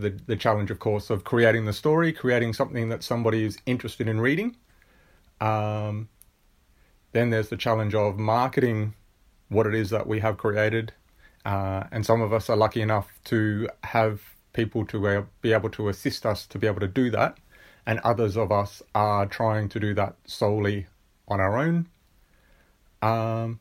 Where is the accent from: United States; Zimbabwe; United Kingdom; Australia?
Australia; Murray Bridge, South Australia; I am an Aussie boy. I'm from South Australia, from a little place in South Australia called Murray Bridge